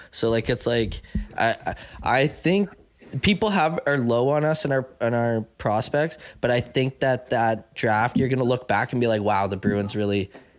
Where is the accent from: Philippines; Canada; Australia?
Canada; I don't watch football, so I'm Canadian.